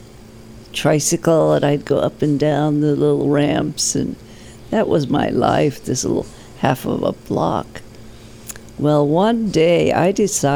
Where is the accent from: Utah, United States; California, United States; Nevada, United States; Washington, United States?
Washington, United States; Seattle; I was born in Seattle, Washington. I was born in the back of a Chinese hand laundry in the University District